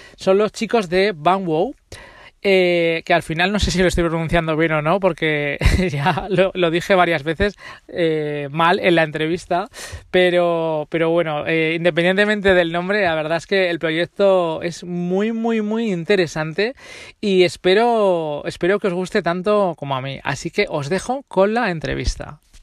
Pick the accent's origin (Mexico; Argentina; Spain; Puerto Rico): Spain; Zaragoza, Aragon; yo soy de Zaragoza